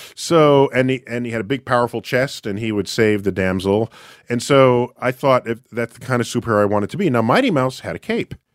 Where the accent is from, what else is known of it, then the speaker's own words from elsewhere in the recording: New York City, New York, United States; I hail from New York City, where I work, at the Hayden Planetarium